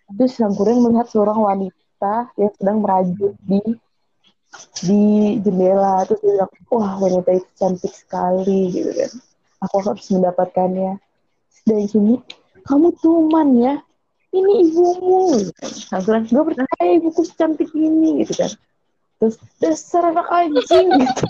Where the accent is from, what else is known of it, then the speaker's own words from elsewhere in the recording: Melbourne, Victoria, Australia; moved away; gue kecil di Melbourne.